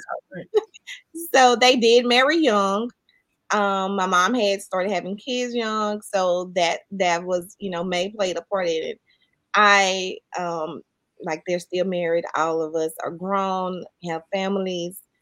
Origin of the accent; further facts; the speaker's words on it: Mississippi, United States; I'm from the country. I'm from Mississippi. So we all just grew up and went outside and played